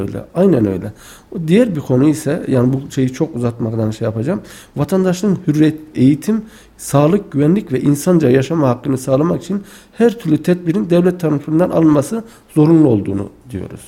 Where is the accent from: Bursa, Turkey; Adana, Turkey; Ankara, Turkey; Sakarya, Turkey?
Adana, Turkey; Tufanbeyli; now in Kayseri, Turkey; aslen Adana Tufanbeyli ilçesi doğumluyum.